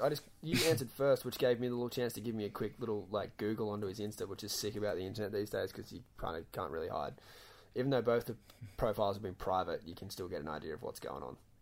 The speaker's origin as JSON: {"language": "English", "town": "Gold Coast", "region": "Queensland", "country": "Australia", "said": "I come from the Gold Coast"}